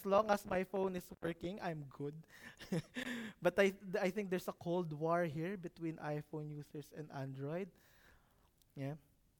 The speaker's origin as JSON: {"language": "English", "town": "Muharraq", "region": "Muharraq Governorate", "country": "Bahrain", "said": "Can anything good come out of Manama? I'm from Muharak."}